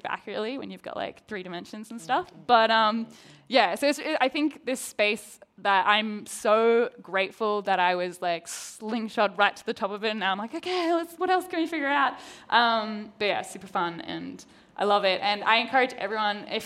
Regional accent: Australia; accent: Australian; I'm an Australian accent with an American crew

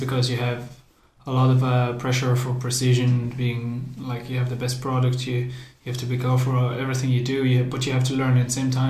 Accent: Belgium; moved away as an adult; also born or lived in France; now in Galway, Ireland; born and raised in Belgium and a little bit in France as well

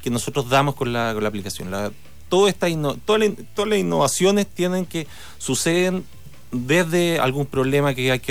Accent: O'Higgins, Chile; Yo soy de O'Higgins, de Cachapual principalmente.

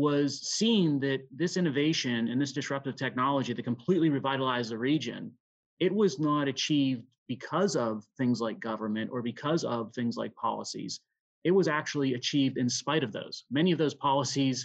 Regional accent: Pittsburgh, Pennsylvania, United States; growing up living in Western Pennsylvania

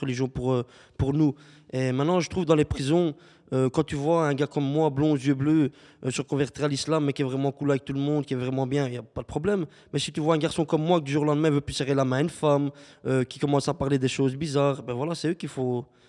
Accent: Charleroi, Wallonia, Belgium; j'ai grandi à Charleroi

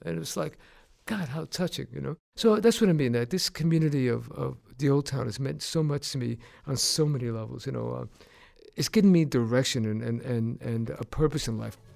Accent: New York City, New York, United States; moved away; My parents are from Puerto Rico, and I was raised in New York City

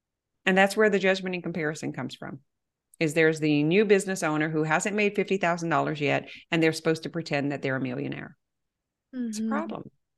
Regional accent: Cajun, Louisiana, United States; I am so Cajun.

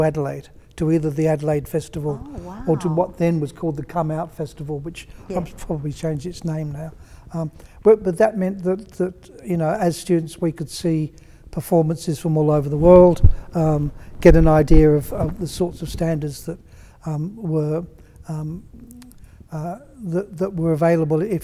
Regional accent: England, United Kingdom; now in Victoria, Australia; because I was from England originally

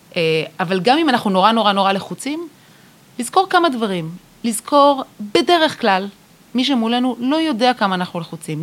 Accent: Israel; אנחנו בתור ישראלים

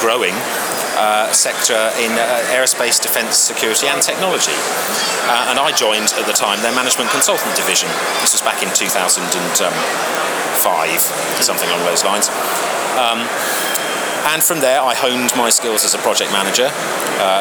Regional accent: Hayling Island, South East England, United Kingdom; moved away as an adult; also born or lived in Oxford; we grew up on the South Coast, and on a place called Hayling Island, actually, which is an island

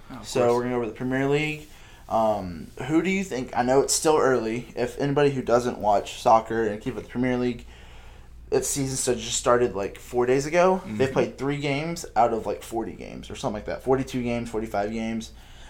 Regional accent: Netherlands; I call them Ajax because I'm up from the Netherlands.

